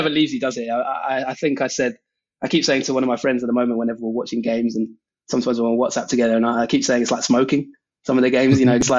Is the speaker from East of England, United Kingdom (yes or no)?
yes; East of England, United Kingdom; Essex. So, quite a long way, like I say, from Manchester.